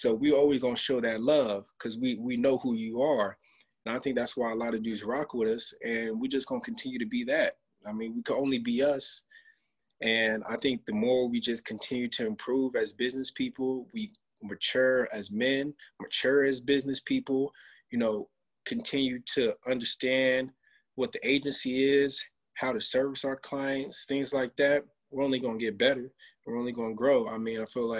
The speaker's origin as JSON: {"language": "English", "town": "Rancho Cucamonga", "region": "California", "country": "United States", "said": "IE, I'm not from LA. I'm from the Inland Empire."}